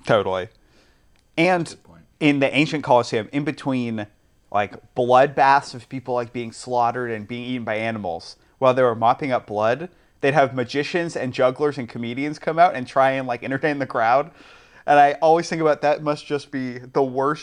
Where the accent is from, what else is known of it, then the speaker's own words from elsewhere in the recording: England, United Kingdom; I am an English gentleman